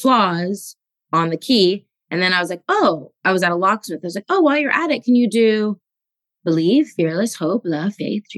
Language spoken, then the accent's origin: English; Los Angeles, California, United States; growing up in Los Angeles